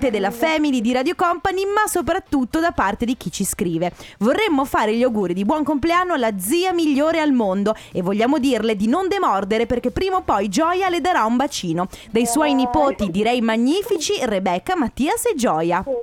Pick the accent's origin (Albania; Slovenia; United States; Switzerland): Switzerland; born there; Sono, sono nato in Svizzera.